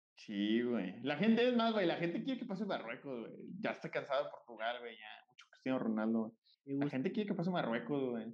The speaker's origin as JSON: {"language": "Spanish", "country": "Mexico", "said": "nosotros como mexicanos"}